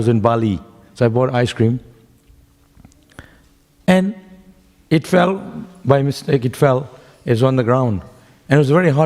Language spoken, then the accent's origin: English; West Bengal, India; now in Melbourne, Australia; I grew up in Bengal